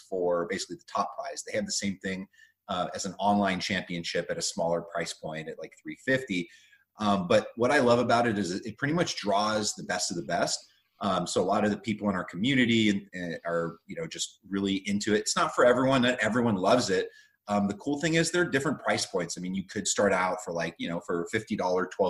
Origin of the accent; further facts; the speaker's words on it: United States; also born or lived in Russia; I came here when I was 2 months old. So, I mean, I am American, as American as can be